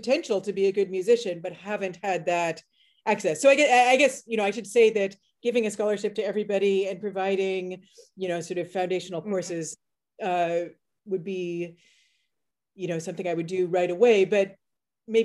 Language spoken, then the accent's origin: English; Halifax, Nova Scotia, Canada; moved away as an adult; also born or lived in Netherlands / United States; growing up in Halifax